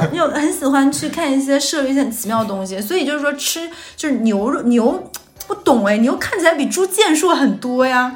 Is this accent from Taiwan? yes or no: no; Northeast China, China; moved away; 我老家东北